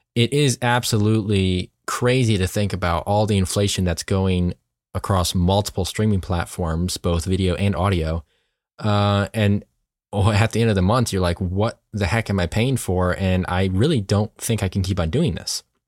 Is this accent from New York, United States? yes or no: yes; New York, United States; moved away; we're originally from New York